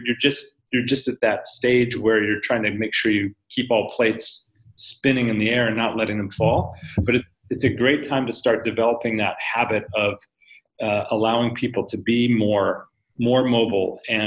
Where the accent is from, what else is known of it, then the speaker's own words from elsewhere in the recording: United States; You can come in, and I'll stereotype as an American.